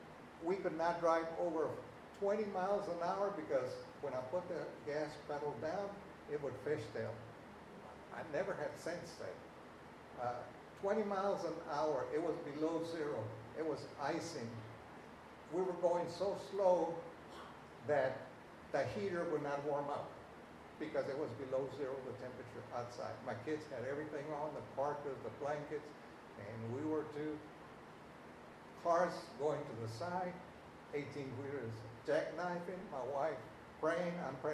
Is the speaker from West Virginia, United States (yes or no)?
no; Texas, United States; we're from South Texas